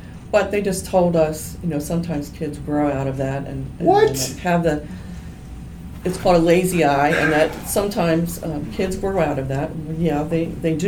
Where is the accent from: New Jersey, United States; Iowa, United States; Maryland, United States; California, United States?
Maryland, United States; Harford County; I grew up here in Harford County, and so some of the moms I went to high school with at Edgewood